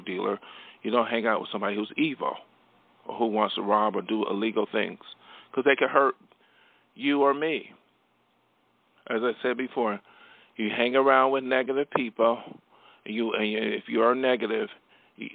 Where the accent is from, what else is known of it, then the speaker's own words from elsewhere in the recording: Buffalo, New York, United States; from my hometown of Buffalo, New York, I came from humble beginnings